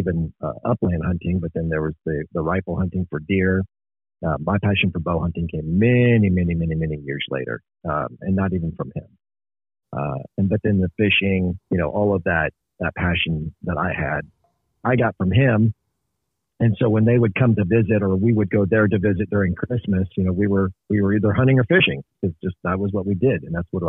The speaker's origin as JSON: {"language": "English", "region": "Northeast Kansas", "country": "United States", "tie": "born or raised there", "said": "I started as a young lad in Northeast Kansas"}